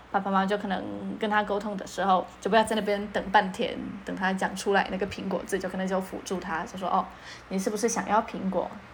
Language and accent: Chinese; Poland; first language Polish; Chinese is a second language; now in Taiwan; 我们就日常的相处都是波兰文居多在台湾也是以波兰文居多